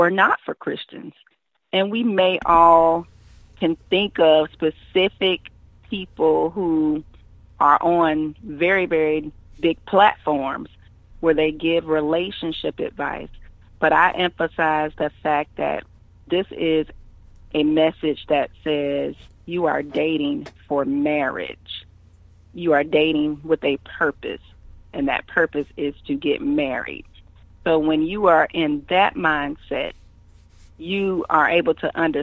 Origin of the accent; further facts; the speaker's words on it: Columbia, South Carolina, United States; also born or lived in Savannah, Georgia; I was born in Savannah, Georgia, but shortly after that, we all moved to Columbia, South Carolina, and that is where I was raised, and that is where I currently reside